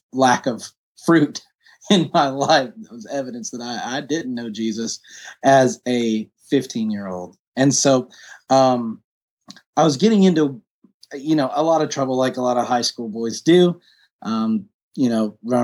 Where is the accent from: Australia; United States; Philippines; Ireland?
United States; Woodstock, Georgia; also born or lived in Newnan, Georgia / London; I grew up in Woodstock, Georgia, where I make my home right now